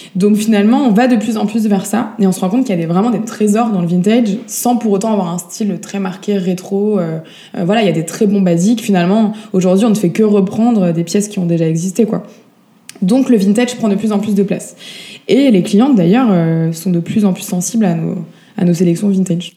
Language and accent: French; Paris, Île-de-France, France; moved away; also born or lived in Montpellier; Je suis née à Paris, j'ai vécu pas mal de temps dans le sud. Euh, j'ai fait une petite pause de 10 petites années euh, à Montpellier.